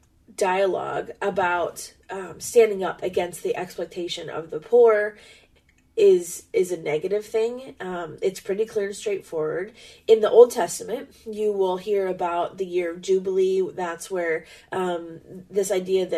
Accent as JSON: {"language": "English", "country": "United States", "said": "we're American"}